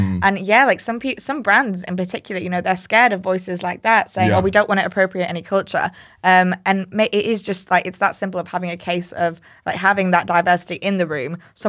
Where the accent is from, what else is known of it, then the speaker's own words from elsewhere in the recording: Yorkshire and the Humber, United Kingdom; I'm not being racist. I'm from Yorkshire. I'm allowed to say that.